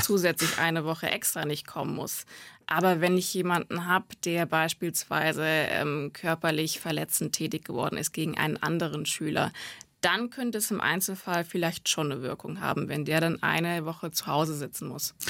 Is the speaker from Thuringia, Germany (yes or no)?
yes; Gotha, Thuringia, Germany; moved away; aus Thüringen, aus Gotha